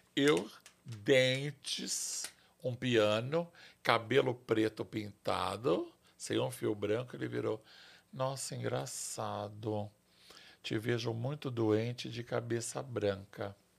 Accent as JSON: {"language": "Portuguese", "region": "São Paulo", "country": "Brazil", "tie": "born or raised there", "said": "eu nasci em São Paulo, eu tenho orgulho de ser paulistano"}